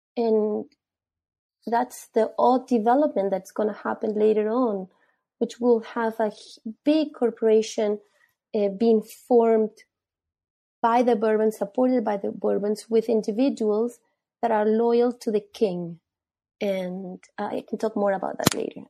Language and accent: English; Peru; I'm from Peru. I was born there